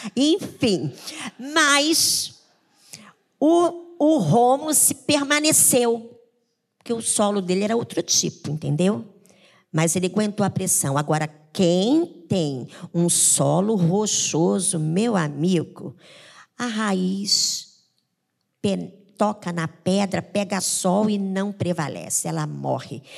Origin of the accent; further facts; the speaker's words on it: Paraná, Brazil; now in Rio de Janeiro, Brazil; eu vim do interior, na minha época eu era criança